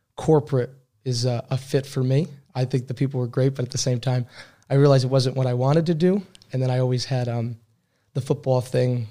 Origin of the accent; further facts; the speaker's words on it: Albany, New York, United States; moved away as an adult; also born or lived in Troy, New York / Brockport, New York; now in Berlin, Germany; I grew up in Albany, New York